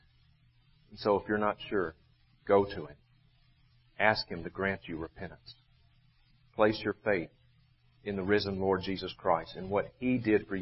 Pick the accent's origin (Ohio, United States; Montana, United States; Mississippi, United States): Mississippi, United States; Vicksburg; my hometown of Vicksburg